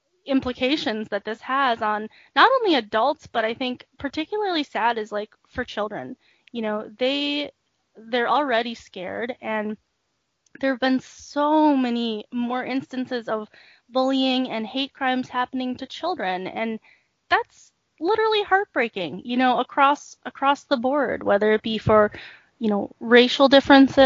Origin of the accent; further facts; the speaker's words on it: United States; also born or lived in South Korea; I was brought here when I was 6 months old and adopted. And so I was raised here my whole life.